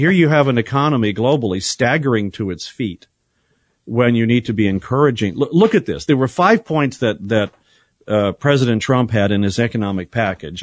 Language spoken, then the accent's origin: English; San Bernardino, California, United States; moved away; my hometown of San Bernardino, Riverside